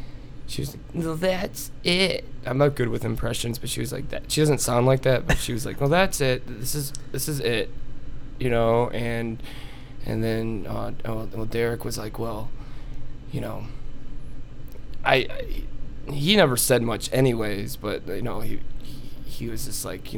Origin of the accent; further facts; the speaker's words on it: New York, United States; So, I'm originally from New York, mm-hmm.